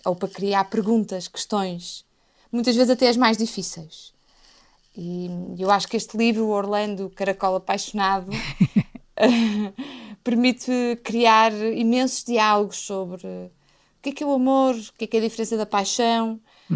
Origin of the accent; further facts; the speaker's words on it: Portugal; como portuguesa